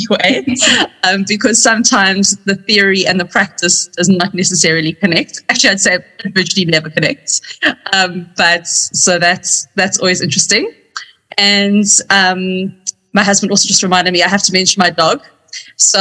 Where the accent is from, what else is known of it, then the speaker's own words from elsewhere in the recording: Cape Town, Western Cape, South Africa; moved away as an adult; now in Johannesburg, South Africa; I'm from Cape Town originally.